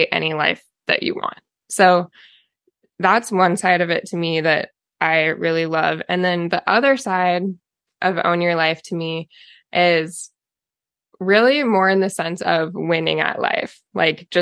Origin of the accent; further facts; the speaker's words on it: Oregon, United States; So I'm also from Oregon, was born and raised in Oregon, kind of have lived all over the state though.